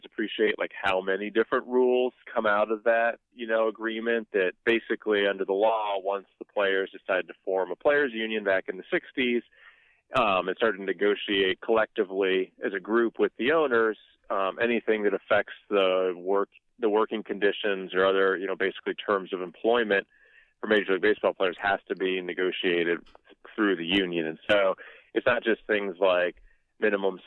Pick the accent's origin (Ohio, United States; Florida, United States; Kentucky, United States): Ohio, United States; I'm from Ohio